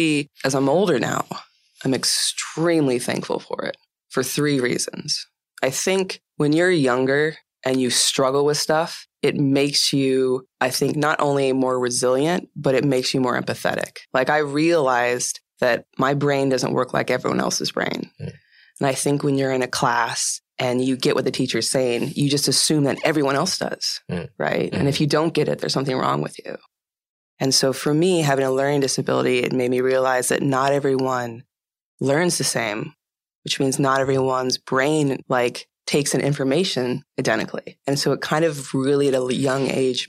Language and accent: English; East Bay, Northern California, United States; also born or lived in Oakland, California; I was born in the Bay Area in Oakland. And I grew up, when I was five, my parents moved from there to about 45 minutes east of Oakland to this really small town. And so I grew up in the East Bay and in Northern California